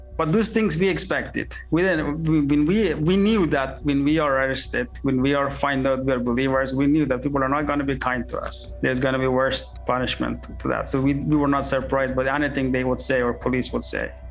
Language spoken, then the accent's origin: English; central Afghanistan, Afghanistan; moved away as an adult; now in Dubai, United Arab Emirates; I was born in Afghanistan and the central parts of Afghanistan when it was the communism government, and then when I was grade four, the Mujahideen camp, and then when I was grade seven, um, the Taliban camp, and then when I was grade ten